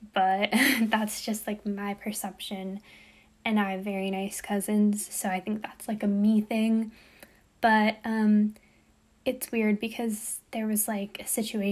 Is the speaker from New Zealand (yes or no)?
no; United States; I'm American, I'm born in America, my dad's American